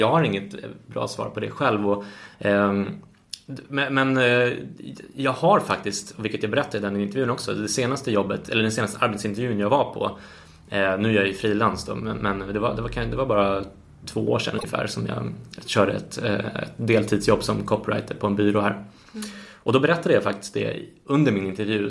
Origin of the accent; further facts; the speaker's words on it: Sweden; Och som svensk är man ju uppfostrad